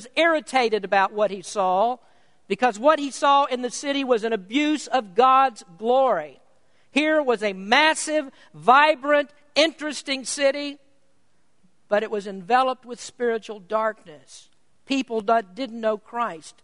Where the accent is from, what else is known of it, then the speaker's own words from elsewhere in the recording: United States; I was prouder to be an American